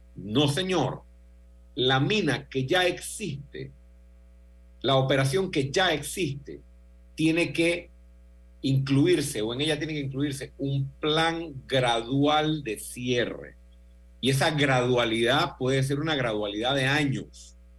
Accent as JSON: {"language": "Spanish", "country": "Panama", "said": "como panameño"}